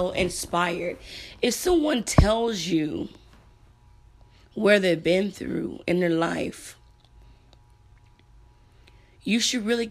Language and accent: English; El Campo, Texas, United States; Growing up in El Campo, you only have one high school.